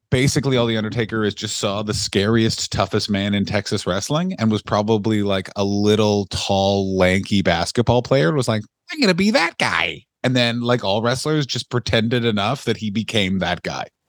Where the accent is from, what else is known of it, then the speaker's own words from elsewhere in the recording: Canada; I'm Canadian